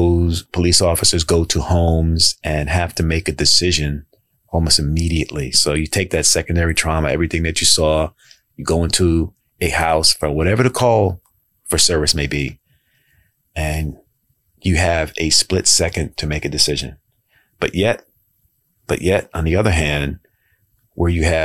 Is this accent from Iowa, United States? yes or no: no; New York City, New York, United States; moved away as an adult; now in Baltimore, United States; I grew up in Jamaica, Queens